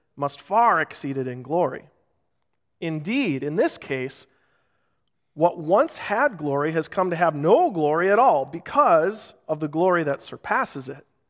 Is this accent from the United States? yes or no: yes; Rochester, United States; Growing up in Rochester